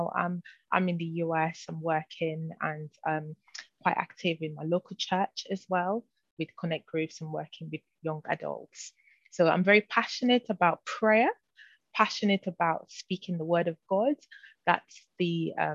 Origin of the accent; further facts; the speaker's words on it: Nigeria; also born or lived in United Kingdom / London; now in Florida, United States; I'm a British Nigerian. So I was born in the UK, but really raised in Nigeria, and then back to the UK where I spend most of my lifetime actually.